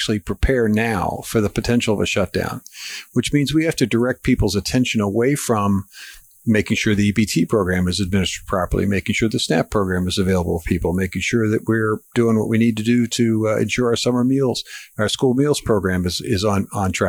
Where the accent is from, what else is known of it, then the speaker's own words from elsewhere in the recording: Pittsburgh, Pennsylvania, United States; moved away; I'm originally from Pittsburgh